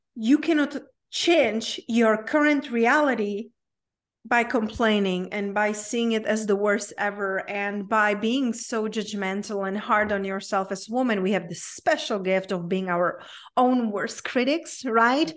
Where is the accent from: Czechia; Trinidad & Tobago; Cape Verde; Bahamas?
Czechia; English is a second language; moved away; I grew up in a very small town in Czech Republic, hence my unpronounceable name and my accent.